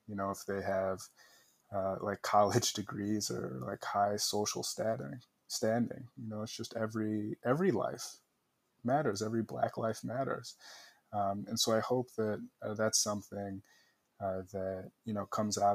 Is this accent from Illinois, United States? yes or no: yes; Chicago, Illinois, United States; born or raised there; moved away as an adult